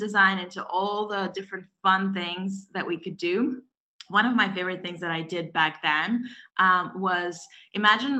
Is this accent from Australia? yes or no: no; Belarus; English is a second language; moved away as an adult; I'm originally from Europe, from Belarus